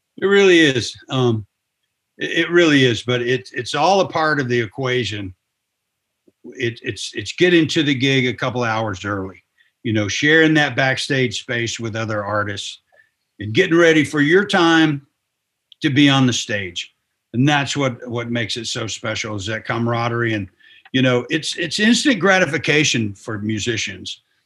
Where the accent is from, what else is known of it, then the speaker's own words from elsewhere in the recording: Bolivar, Tennessee, United States; I'm born and bred in West Tennessee. I'm from Bolivar, little town um, south of Jackson, here in West Tennessee